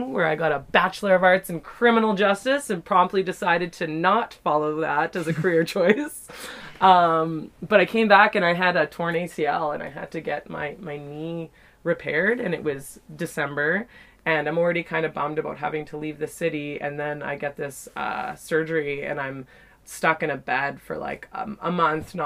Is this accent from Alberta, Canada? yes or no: no; Yellowknife, Northwest Territories, Canada; also born or lived in Nanaimo / Calgary; born and raised in Yellowknife